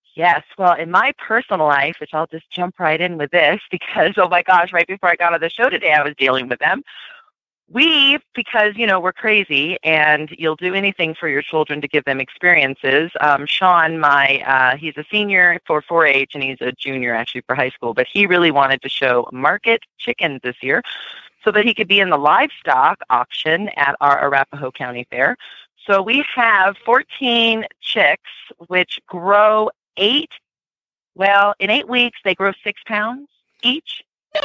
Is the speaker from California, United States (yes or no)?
yes; Southern California, United States; now in Aurora, United States; I grew up in Southern California